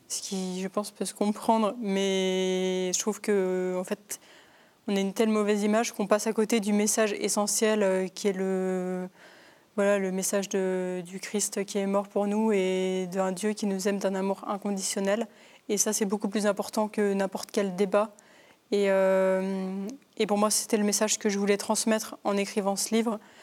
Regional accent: Paris region, Île-de-France, France; j'ai grandi du coup dans une famille en région parisienne

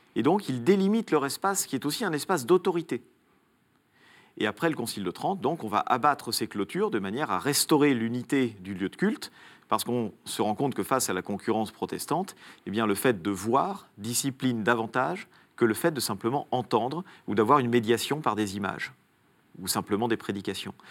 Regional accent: Italy; moved away; dans mon enfance en Italie

